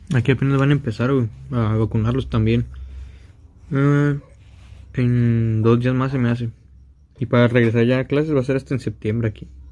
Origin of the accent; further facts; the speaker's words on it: Sonora, Mexico; Yo soy de Sonora, del Meritito Norte